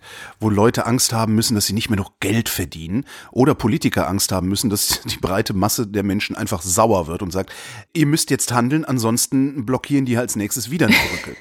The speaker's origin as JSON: {"language": "German", "town": "Cologne", "region": "North Rhine-Westphalia", "country": "Germany", "tie": "born or raised there", "said": "in meiner Heimatstadt Köln"}